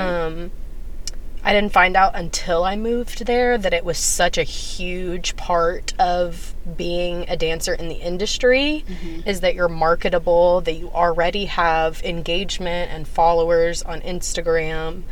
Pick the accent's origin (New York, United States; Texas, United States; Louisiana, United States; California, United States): Texas, United States; moved away as an adult; now in Los Angeles, United States; being from Texas